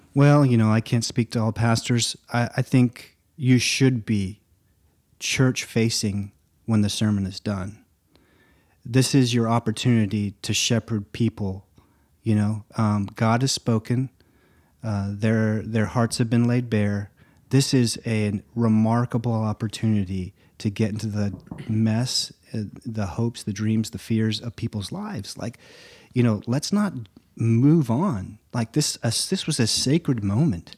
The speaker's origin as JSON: {"language": "English", "town": "Nacogdoches", "region": "Texas", "country": "United States", "tie": "born or raised there", "also_born_or_lived": "Lake District, England", "said": "I moved back here when I was seven. And, uh, I remember we moved from the Rolling Green Hills of the Lake District to East Texas, the oldest town in Texas, Nacogdoches"}